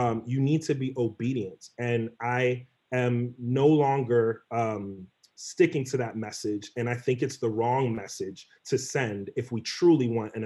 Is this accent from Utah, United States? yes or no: no; New York City, New York, United States; also born or lived in Elmont, New York; I grew up in New York. And grew up in various communities, Jamaica, Queens, Elmont, New York, the Bronx, Brooklyn